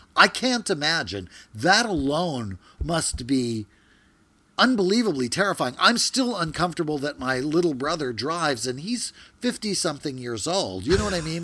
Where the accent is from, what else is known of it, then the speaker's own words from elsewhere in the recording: Louisiana, United States; I'm from Louisiana